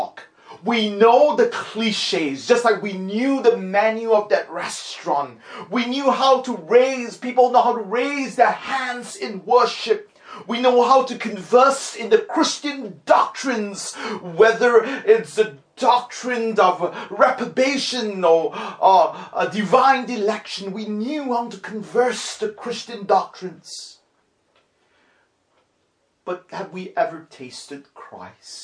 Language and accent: English; Singapore; When my brother and myself were growing up in Singapore